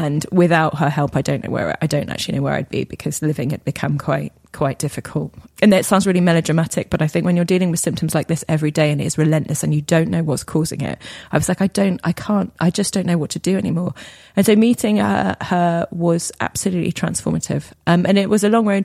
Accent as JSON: {"language": "English", "town": "Weybridge", "region": "South East England", "country": "United Kingdom", "tie": "born or raised there", "said": "I grew up in Weybridge in Surrey"}